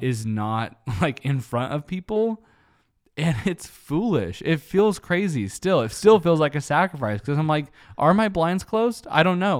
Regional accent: United States; American Christians

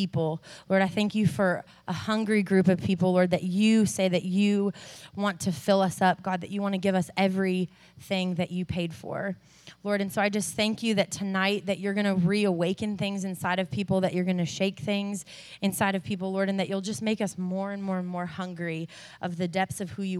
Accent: Arizona, United States; also born or lived in California; now in Nashville, United States; I was raised in Arizona, moved to California, am currently living in Nashville, Tennessee.

